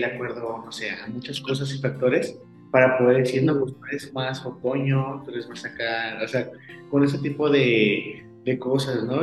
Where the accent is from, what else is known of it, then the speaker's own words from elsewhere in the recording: Guanajuato, Mexico; yo soy de Guanajuato, México.